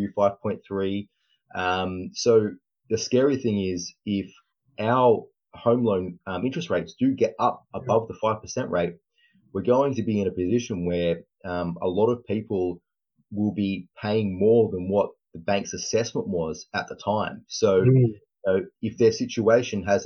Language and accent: English; Australia; also born or lived in Sydney; I'm from Australia. I'm in Sydney, and I'm a mortgage broker down here